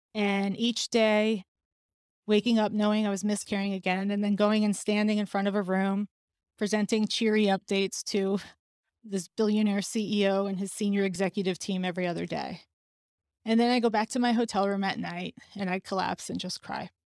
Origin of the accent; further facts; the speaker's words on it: New York City, New York, United States; as a New Yorker